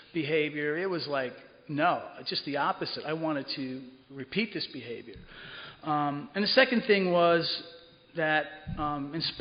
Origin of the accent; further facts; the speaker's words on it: Cedar Grove, New Jersey, United States; moved away; I grew up in Cedar Grove, right over the hill